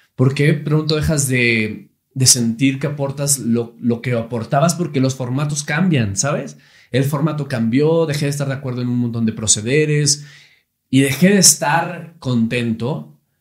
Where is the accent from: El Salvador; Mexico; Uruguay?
Mexico; Monterrey, Nuevo León; Empecé muy niño conduciendo un programa infantil en Televisa Monterrey. Yo soy de Monterrey, Nuevo León